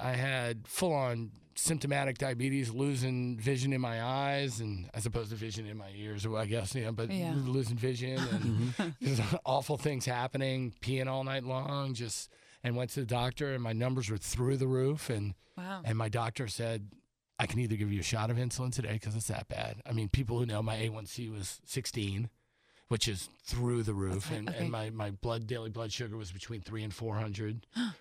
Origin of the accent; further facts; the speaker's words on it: New Orleans, Louisiana, United States; moved away as an adult; now in Los Angeles, United States; that's my hometown